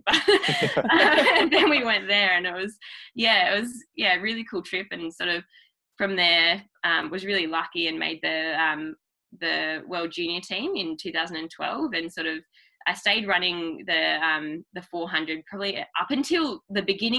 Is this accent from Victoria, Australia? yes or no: no; Launceston, Tasmania, Australia; I'm from Launceston. So yeah, Launceston, Tasmania.